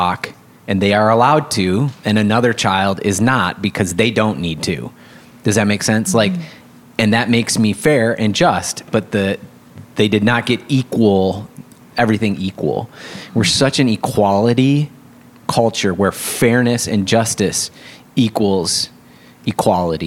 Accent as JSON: {"language": "English", "region": "West Michigan", "country": "United States", "tie": "born or raised there", "moved": "yes", "said": "I grew up in Christian Reformed West Michigan"}